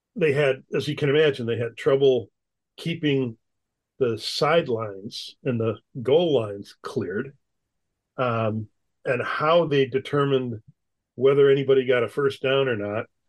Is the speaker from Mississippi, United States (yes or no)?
no; Wisconsin, United States; moved away as an adult; also born or lived in upstate New York / St. Louis; I grew up in Wisconsin